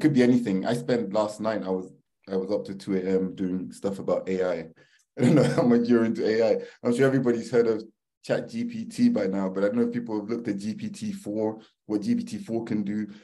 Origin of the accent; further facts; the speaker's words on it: London, United Kingdom; also born or lived in Manchester; I grew up in northwest London in a place called uh, it was a council estate